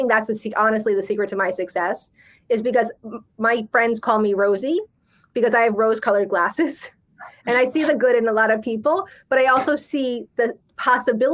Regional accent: New Jersey, United States; I'm from Jersey

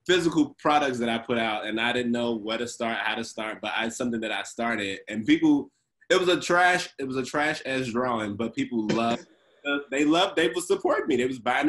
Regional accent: Chicago, Illinois, United States; I grew up in Inglewood, south side of Chicago

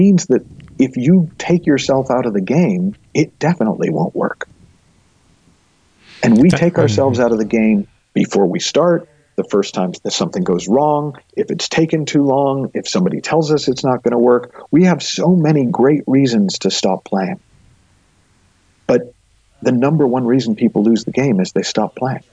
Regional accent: Massachusetts, United States; the town I grew up in Massachusetts

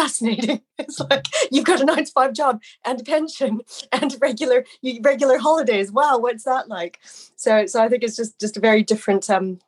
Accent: Canada; moved away; I mean, I'm Canadian. I've lived over here for most of my life, or the majority of my life.

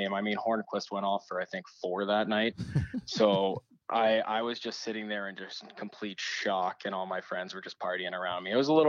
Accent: the Valley, Arizona, United States; also born or lived in Pittsburgh; growing up in the Valley

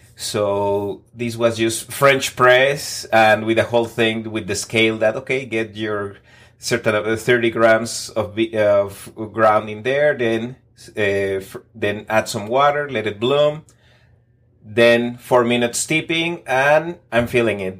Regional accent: Mexico City, Mexico; English is a second language; moved away as an adult; now in Texas, United States; I was born in Mexico City, traveled around on my twenties, then relocated to the United States on my thirties

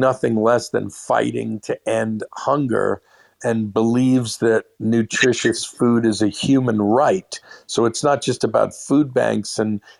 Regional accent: New York City, New York, United States; I was born and raised a Jew in Brooklyn

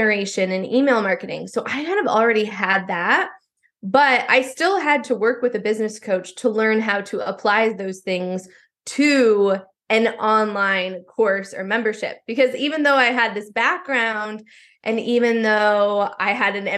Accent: Iowa, United States; I grew up in Iowa

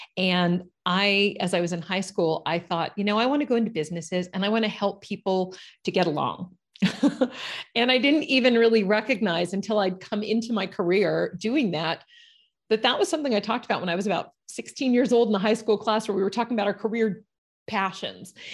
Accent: Los Angeles, California, United States; moved away; I'm from Los Angeles, California, one of the few people that can actually say they're a native

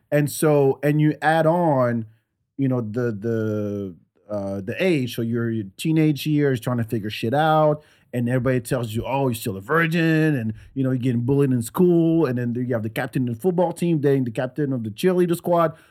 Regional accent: France; now in United States; I grew up in France

